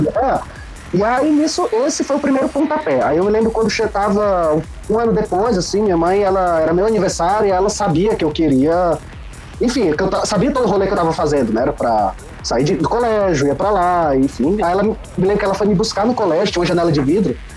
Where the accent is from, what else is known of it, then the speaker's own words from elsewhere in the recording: Fortaleza, Ceará, Brazil; now in Curitiba, Brazil; Eu sou natural de Fortaleza, cearense, mas hoje moro em Curitiba